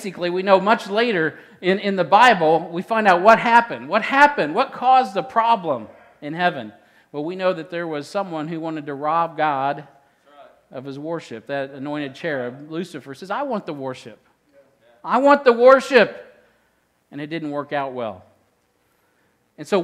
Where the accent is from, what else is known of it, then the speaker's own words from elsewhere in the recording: Midwest, United States; I'm from the Midwest